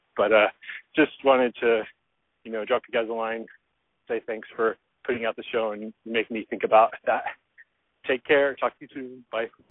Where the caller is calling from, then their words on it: Dublin, Georgia, United States; I'm calling from Dublin, Georgia.